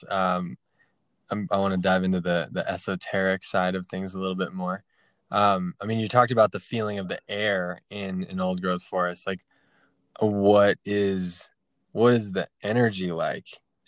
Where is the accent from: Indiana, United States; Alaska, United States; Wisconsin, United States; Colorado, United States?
Colorado, United States; I grew up in Colorado, going to the high country